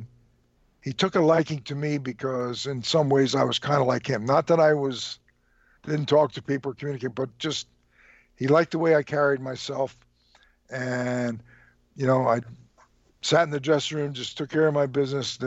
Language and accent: English; Trenton, New Jersey, United States; I was born and raised in Trenton, New Jersey